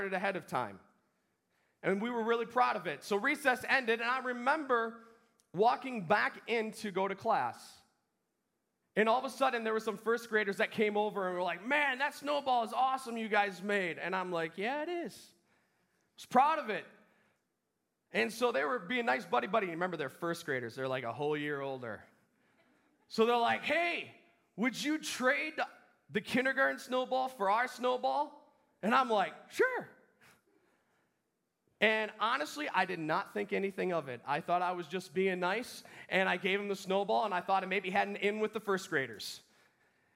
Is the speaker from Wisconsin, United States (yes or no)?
yes; Wisconsin, United States; I grew up in Wisconsin